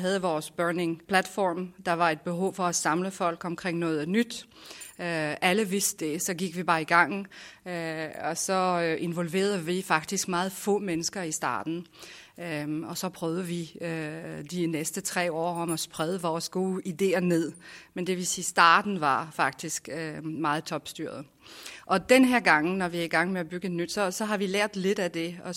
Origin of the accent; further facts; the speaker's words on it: France; now in Denmark; Da jeg kom til Danmark fra Frankrig